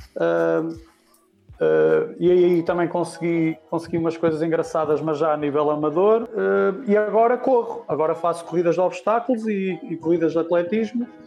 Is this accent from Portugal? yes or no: yes; Paços de Ferreira, Norte, Portugal; moved away as an adult; also born or lived in Madeira; eu estive a treinar no Juventude Paciência, que é a minha terra natal, é em Passos Ferreira